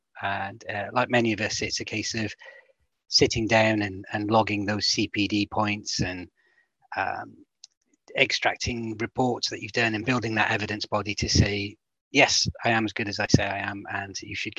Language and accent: English; Welsh, Wales, United Kingdom; being Welsh